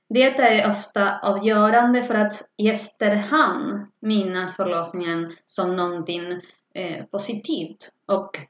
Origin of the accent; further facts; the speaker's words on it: Argentina; Swedish is a second language; moved away as an adult; now in Stockholm, Sweden; Jag har bott i Stockholm sedan 2005. Jag kommer från Argentina så att jag kan dubbla på spanska, förutom svenska och engelska såklart.